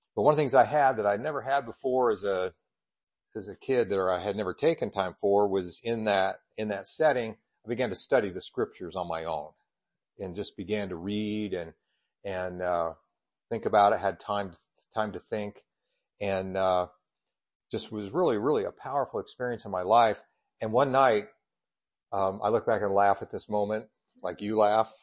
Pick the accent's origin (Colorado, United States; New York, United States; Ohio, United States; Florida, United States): Colorado, United States; Colorado Springs; also born or lived in Kansas / Indiana; now in Idaho, United States; I was born in Colorado Springs